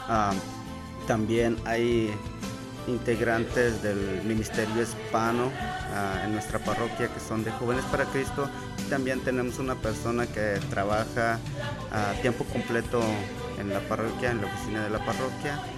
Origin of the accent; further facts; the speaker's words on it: Guatemala; moved away as an adult; now in United States; yo, yo, me vine desde Guatemala, tenía 19 años, Realmente tenía muchos problemas en mi familia. Ah, cuando yo estaba en Guatemala tres veces traté de quitarme la vida